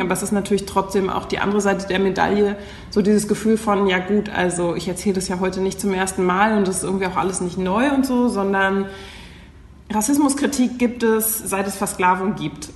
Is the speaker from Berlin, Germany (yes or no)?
yes; Berlin, Germany; Ich bin Berlinerin. Das heißt, ich bin eine von den echten Menschen, die in Berlin auch geboren sind